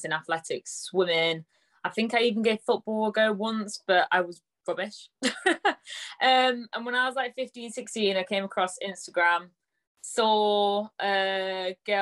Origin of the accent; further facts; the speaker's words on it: Nottingham, East Midlands, United Kingdom; from Nottingham.